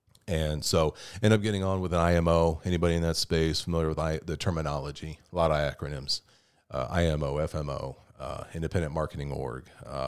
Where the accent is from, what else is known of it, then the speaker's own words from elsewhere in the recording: California, United States; also born or lived in Anchorage / Kauai; I grew up in Southern California, Orange County.